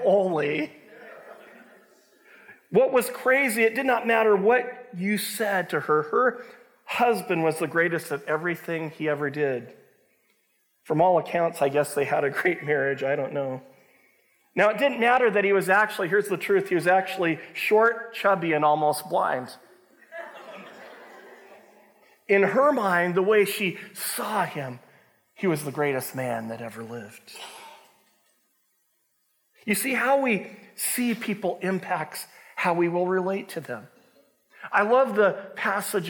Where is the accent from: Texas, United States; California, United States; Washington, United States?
Washington, United States; Longview; I grew up in Longview, Washington